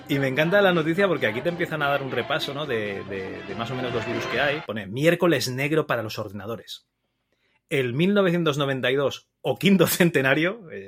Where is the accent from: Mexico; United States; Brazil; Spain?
Spain; Barcelona, Catalonia; now in Teruel, Spain; soy de Barcelona